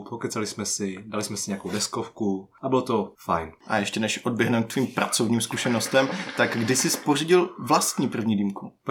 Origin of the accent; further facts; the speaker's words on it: Brno, South Moravian Region, Czechia; Jednak jsem z Brna, samozřejmě